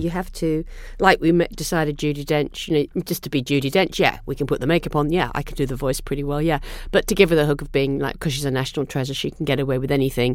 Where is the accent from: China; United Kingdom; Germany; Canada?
United Kingdom; England; now in United States; I'm English person.